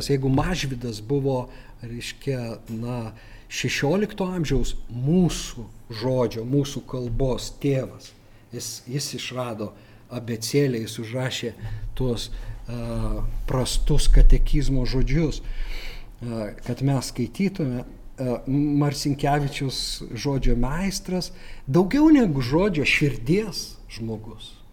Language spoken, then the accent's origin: Lithuanian; Lithuania; mes lietuviai tą skaitom